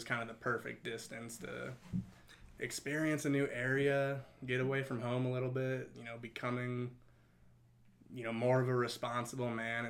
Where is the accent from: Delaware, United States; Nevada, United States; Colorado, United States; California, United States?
Colorado, United States; Westminster; born and raised in the Denver area. Okay. Grew up in Westminster.